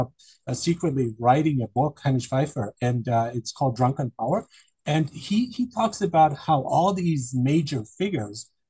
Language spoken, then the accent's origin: English; Germany; I grew up in Germany, so I'm quite familiar with German culture